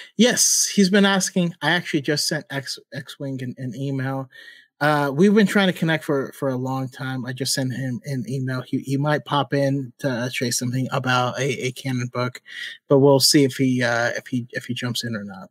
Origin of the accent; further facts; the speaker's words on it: Sacramento, California, United States; I say hella because I'm from Northern California and Sacramento area